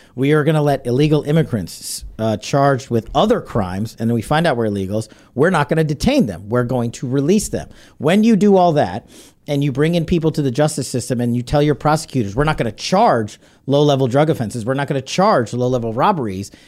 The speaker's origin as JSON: {"language": "English", "town": "New York City", "region": "New York", "country": "United States", "said": "I'm a New Yorker"}